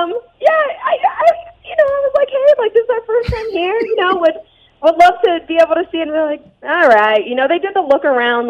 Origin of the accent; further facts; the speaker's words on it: Las Vegas, Nevada, United States; a person growing up in Las Vegas who didn't have a professional sports team